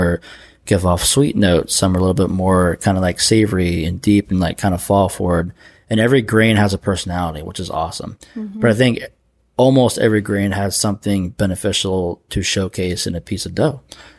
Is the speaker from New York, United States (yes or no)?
no; Pennsylvania, United States; also born or lived in Athens, Georgia; now in Savannah, United States; I'm from Pennsylvania, and Castle Valley is like literally like an hour down the road from where I grew up.